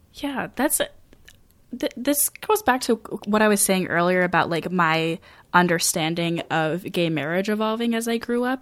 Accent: rural Maine, United States; I graduated in twenty fourteen, um, and I do, I, like, I personally know people who are working for, um, like, G S As in my, the county that I grew up

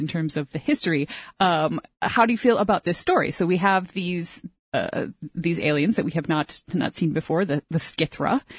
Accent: United States; moved away as an adult; now in Canada; I'm an American, but I don't think I speak for all of them since I literally moved to another country

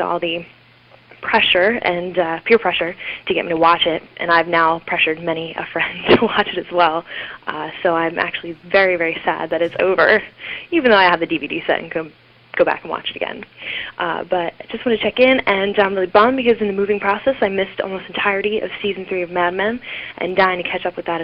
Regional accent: Philadelphia, Pennsylvania, United States; accent: Philadelphia; moved away as an adult; also born or lived in 518 area code (Albany, New York); now in Charlotte, United States; I can't seem to shake my Philadelphia accent.

